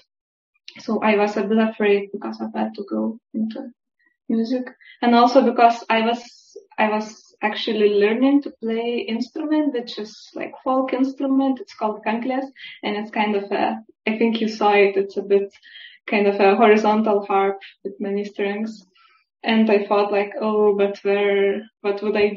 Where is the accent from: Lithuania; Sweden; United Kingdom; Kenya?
Lithuania; now in Basel, Switzerland; I'm originally from Lithuania